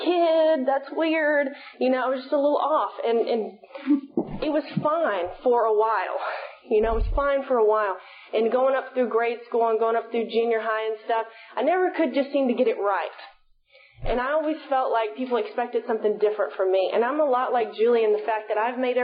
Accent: Sulphur Springs, Texas, United States; I'm from East Texas originally. I'm from Sulphur Springs

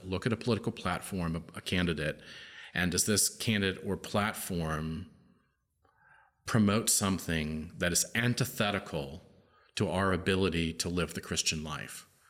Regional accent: United States; I'm an American. I live in the United States of America

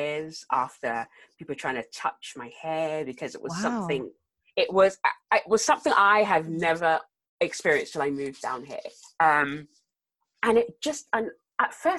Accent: South Africa; also born or lived in London; now in Exeter, United Kingdom; I grew up in South Africa

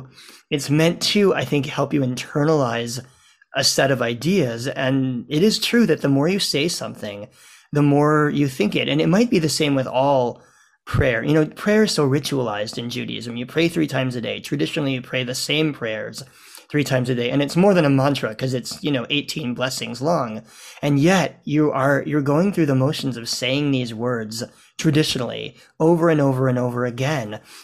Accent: New Orleans, Louisiana, United States; My hometown.

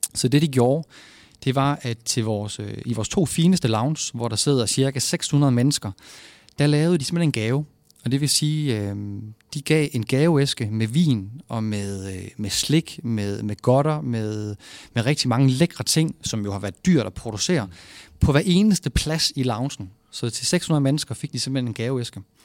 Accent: Vejle, Southern Denmark, Denmark; moved away as an adult; now in Aarhus, Denmark; jeg er jo fra Vejle af. Og når man er fra Vejle

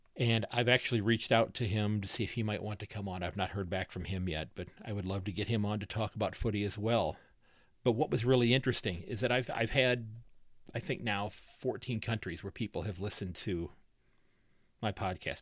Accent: United States; I'm an old man American

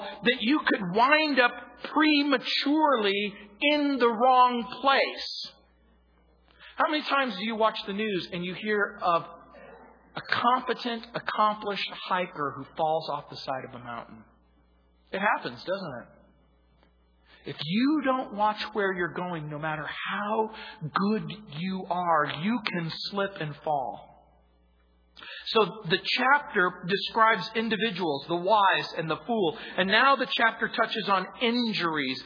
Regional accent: United States; I grew up in the Mojave Desert

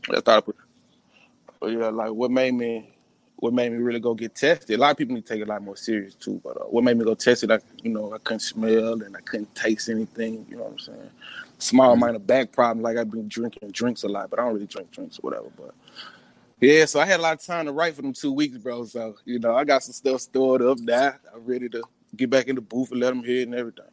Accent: Jackson, Mississippi, United States; West Side of Jackson, man. Born and raised in the Queens.

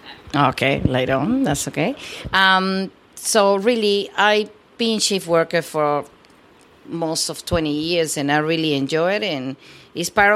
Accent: Peru; English is a second language; moved away as an adult; also born or lived in New South Wales, Australia; now in Australia; I was born in Peru, South America, and I came to Australia when I was 18 years old

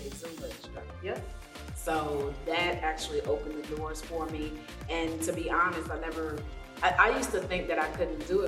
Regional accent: Lagos, Nigeria; moved away; I was born in Nigeria, Lagos, Nigeria. Shout out, Lagos.

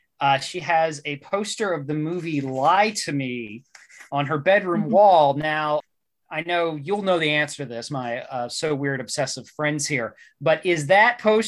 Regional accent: West Virginia, United States; my home state, West Virginia.

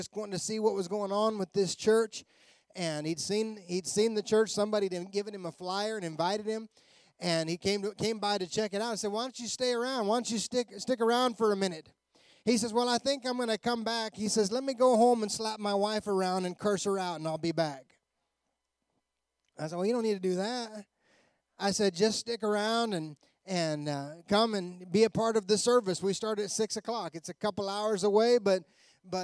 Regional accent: Colorado, United States; We're from Colorado

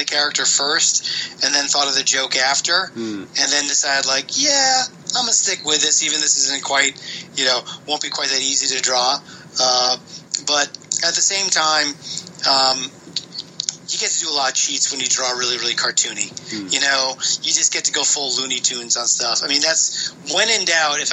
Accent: East Coast of the United States, United States; now in California, United States; I'm from the East Coast of the United States, and I never had a mango until I moved to California

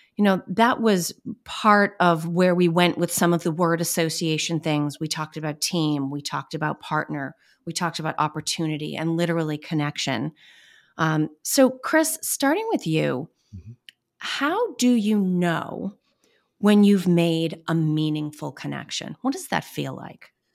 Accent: Boston, Massachusetts, United States; accent: Boston; I'm pretty good at managing my Boston accent

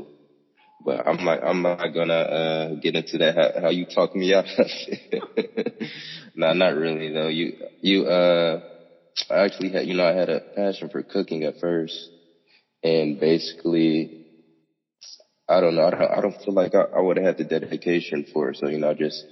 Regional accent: Cincinnati, Ohio, United States; I'm from Cincinnati

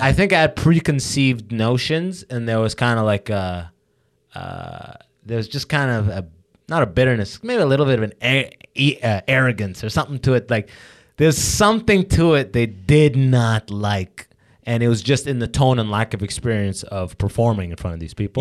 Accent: London, Ontario, Canada; I grew up in London

